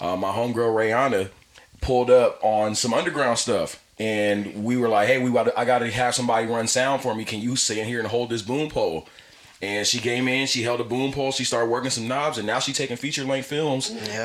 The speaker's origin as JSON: {"language": "English", "town": "Pasadena", "region": "California", "country": "United States", "said": "I'm not from LA, so I'm from Pasadena"}